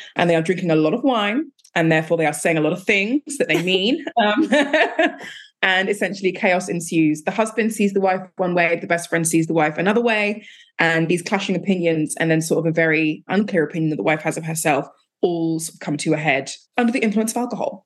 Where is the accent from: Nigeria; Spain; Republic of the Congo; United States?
Nigeria; I'm Nigerian